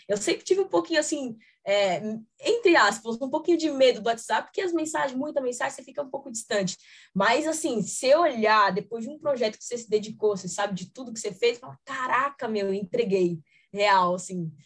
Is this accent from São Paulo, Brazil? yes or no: yes; Taboão da Serra, São Paulo, Brazil; Eu sou daqui de São Paulo mesmo, tenho família em Minas